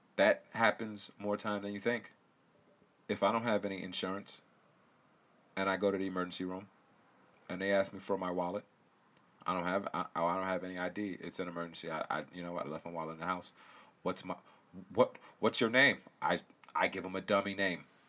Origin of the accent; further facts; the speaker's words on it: Connecticut, United States; I was born in Connecticut